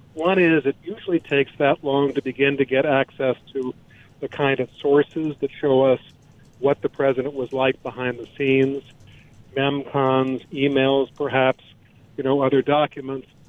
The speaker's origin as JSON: {"language": "English", "region": "Illinois", "country": "United States", "tie": "born or raised there", "said": "I grew up in Illinois."}